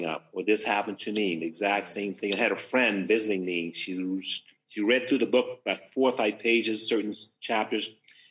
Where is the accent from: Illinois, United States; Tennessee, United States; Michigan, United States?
Tennessee, United States; Memphis; now in California, United States; I'm from Memphis, Tennessee, the Deep South, African-American